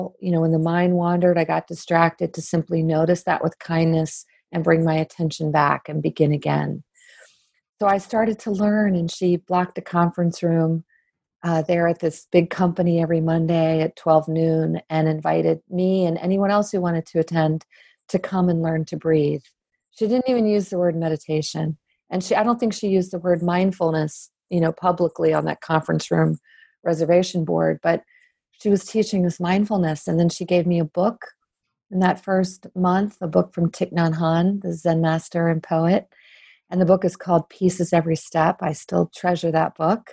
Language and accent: English; Maryland, United States; I'm from Maryland.